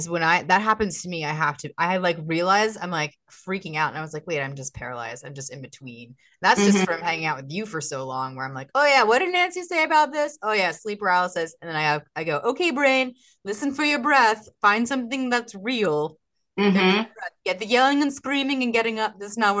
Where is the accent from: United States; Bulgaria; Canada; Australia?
Canada; and yeah, it's really amazing how we're all Canadian.